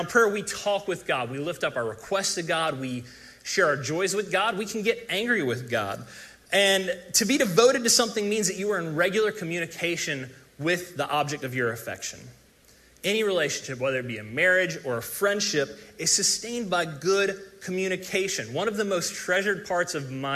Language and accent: English; South Carolina, United States; moved away; I'm from South Carolina originally